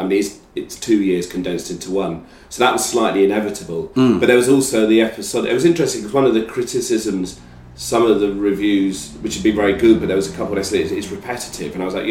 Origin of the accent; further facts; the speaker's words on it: England, United Kingdom; trying to deal with things that I'd not properly dealt with through being English.